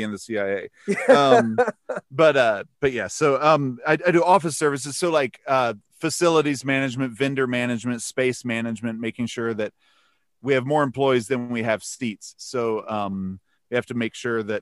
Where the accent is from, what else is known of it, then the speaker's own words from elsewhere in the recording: Mount Airy, North Carolina, United States; moved away as an adult; also born or lived in Provo, Utah / Tallahassee, Florida / Salt Lake City, Utah / Statesville, North Carolina; we moved up to Mount Airy, North Carolina, when I was 4 years old. And that's where I was raised